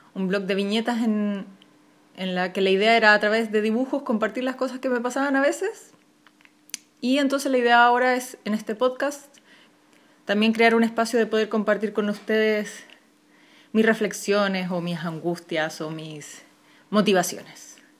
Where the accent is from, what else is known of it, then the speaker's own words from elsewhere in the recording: Chile; soy una ilustradora chilena